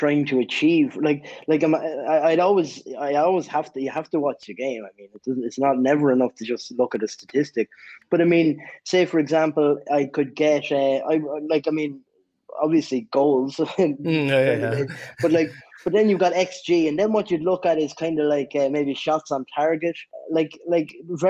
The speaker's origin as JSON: {"language": "English", "country": "Ireland", "said": "I'm from Ireland"}